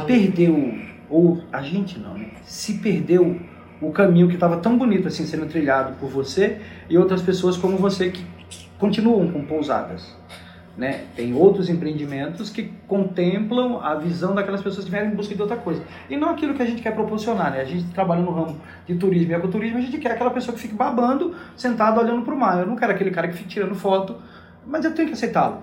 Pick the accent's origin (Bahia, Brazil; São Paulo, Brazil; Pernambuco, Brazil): Pernambuco, Brazil; Garanhuns; now in Fernando de Noronha, Brazil; eu, jovem adolescente, onde eu morava lá em Garanhuns